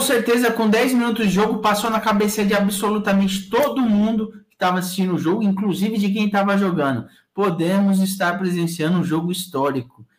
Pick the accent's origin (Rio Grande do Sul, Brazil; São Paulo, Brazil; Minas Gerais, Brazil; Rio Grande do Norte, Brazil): São Paulo, Brazil; lá no Jardim Três Marias, que é onde eu nasci